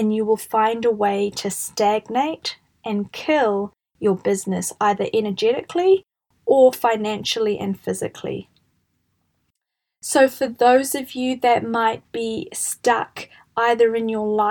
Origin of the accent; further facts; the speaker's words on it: New Zealand; I'm from New Zealand and we have a concept here called the tall poppy syndrome